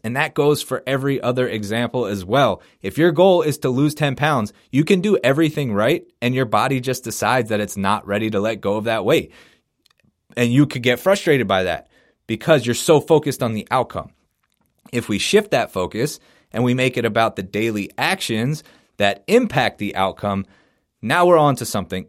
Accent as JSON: {"language": "English", "town": "Philadelphia", "region": "Pennsylvania", "country": "United States", "said": "I'm from Philadelphia, so as a Sixers fan"}